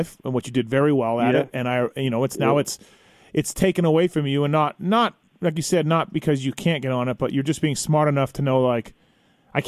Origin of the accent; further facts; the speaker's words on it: Canada; I'm Canadian